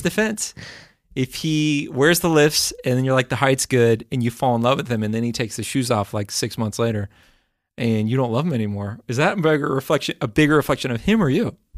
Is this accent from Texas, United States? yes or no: yes; Texas, United States; moved away; also born or lived in the South (US); I grew up in Texas